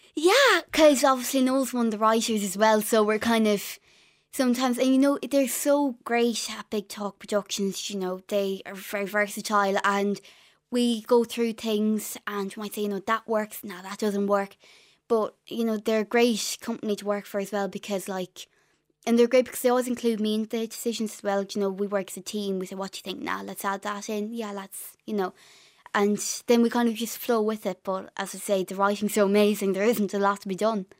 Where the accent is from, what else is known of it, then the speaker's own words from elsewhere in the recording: Ireland; accent: Irish; also born or lived in London; I had an Irish accent